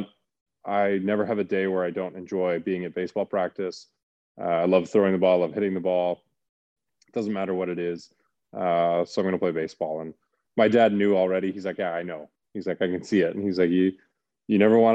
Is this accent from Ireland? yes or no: no; Calgary, Alberta, Canada; born or raised there; moved away